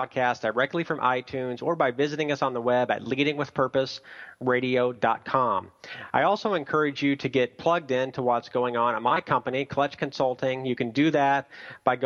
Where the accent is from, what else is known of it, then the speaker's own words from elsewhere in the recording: Tulsa, Oklahoma, United States; my hometown in Tulsa, Oklahoma